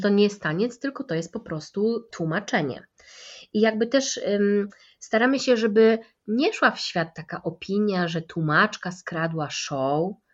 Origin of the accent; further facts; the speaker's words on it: Kraków, Lesser Poland, Poland; u nas w Krakowie się to miga inaczej